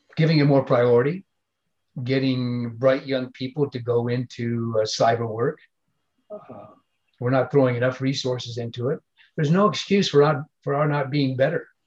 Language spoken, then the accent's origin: English; United States; I'm an American